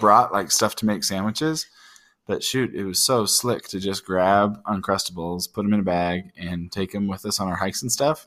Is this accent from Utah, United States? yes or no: yes; Utah, United States; I grew up in Utah